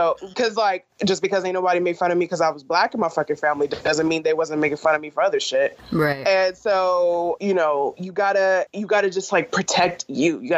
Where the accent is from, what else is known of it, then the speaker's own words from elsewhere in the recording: California, United States; because I grew up in California